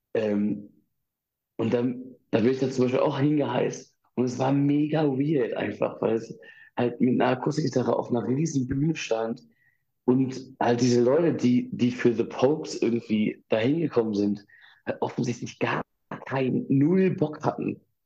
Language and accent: German; Ibbenbüren, North Rhine-Westphalia, Germany; ich bin in Ibbenbüren aufgewachsen